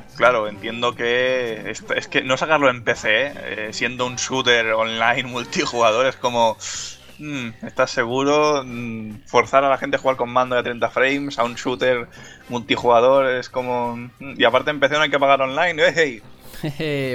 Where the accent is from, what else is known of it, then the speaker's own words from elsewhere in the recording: Catalonia, Spain; soy catalán